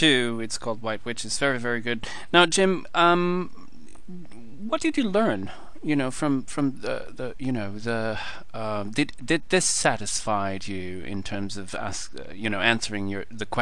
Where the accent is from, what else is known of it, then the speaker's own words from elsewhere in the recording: Portugal; I'm from Portugal